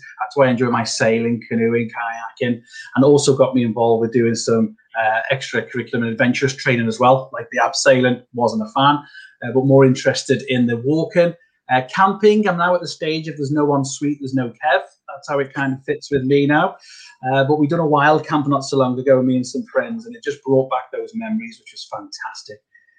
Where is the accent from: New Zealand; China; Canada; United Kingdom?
United Kingdom; Whiston, North West England; also born or lived in Huyton; I grew up in Whiston, and then we moved to the other side of Knowsley, which when you're a young person feels miles away, but Knowsley's not that big if you know it, and we moved to Highton